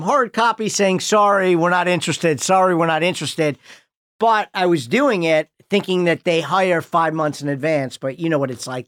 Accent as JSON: {"language": "English", "town": "Highland Park", "region": "Illinois", "country": "United States", "tie": "born or raised there", "moved": "yes", "said": "I grew up in Highland Park"}